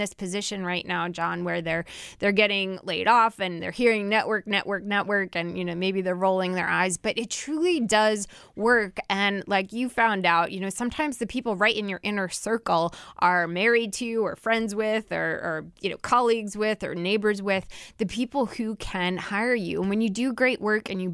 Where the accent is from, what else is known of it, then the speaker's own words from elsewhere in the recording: New Jersey, United States; my home state of New Jersey.